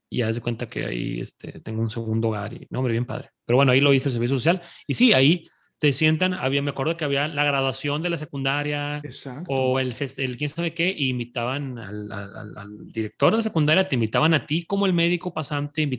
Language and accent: Spanish; Monterrey, Nuevo León, Mexico